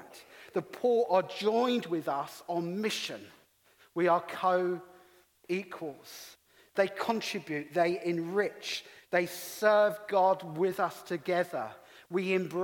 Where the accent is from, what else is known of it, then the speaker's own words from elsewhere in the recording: England, United Kingdom; accent: English; also born or lived in Middlesbrough; in my English accent